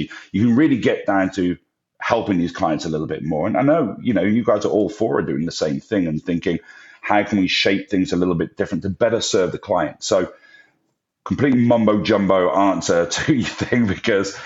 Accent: England, United Kingdom; moved away; I'm English

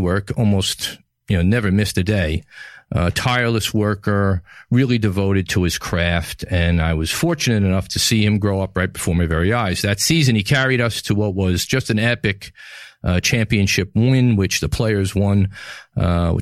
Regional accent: New York City, New York, United States; From the Gotham Podcast Studio in the heart of New York City, my hometown

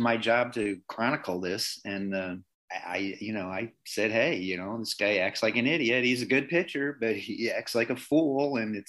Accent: Chicago, Illinois, United States; being from Chicago is part of that too. And when you put those two together, Chicago and Irish

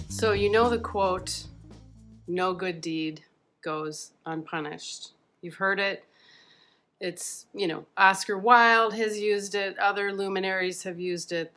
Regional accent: Midwest, United States; growing up in the Midwest

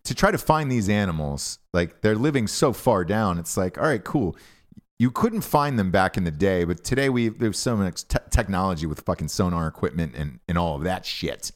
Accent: Georgia, United States; growing up in Georgia

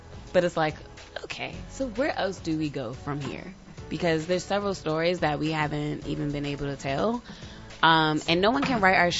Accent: Prince George's County, Maryland, United States; my parents are Washingtonians, and I grew up in PG

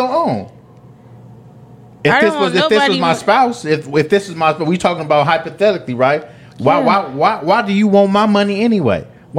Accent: Oakland, California, United States; We come from Oakland.

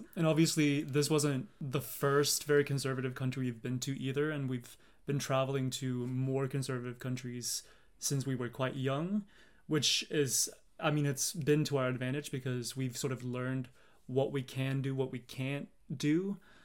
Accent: Sweden; we're from Sweden

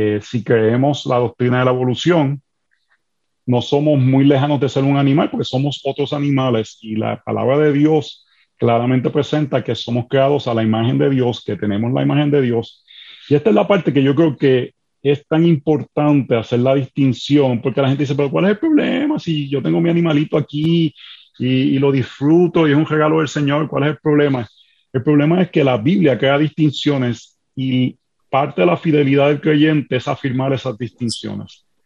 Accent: Puerto Rico; now in Washington DC, United States; Soy puertorriqueño, así que me perdonan las R, las S, eh, el hablar rápido cuando nos emocionamos

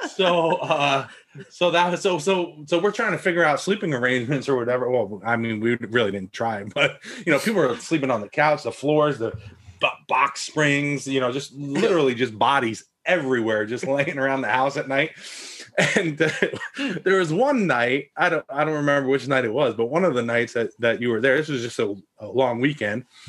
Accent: Florida, United States; I'm from Florida

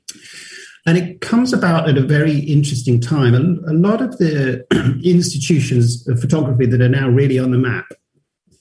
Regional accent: London, United Kingdom; I'm from London

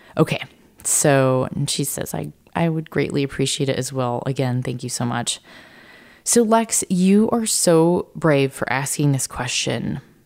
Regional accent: San Diego, California, United States; I grew up in San Diego

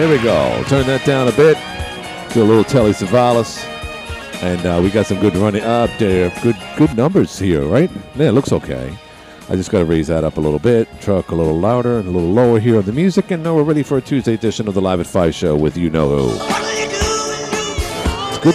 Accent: New York City, New York, United States; accent: Brooklyn; moved away; growing up in New York City

